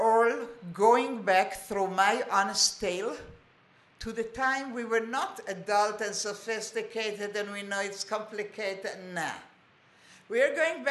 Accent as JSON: {"language": "English", "country": "Israel", "tie": "born or raised there", "also_born_or_lived": "Montreal, Canada", "said": "I was born in Israel, my family, my kids were born in Israel, we are all Sabras"}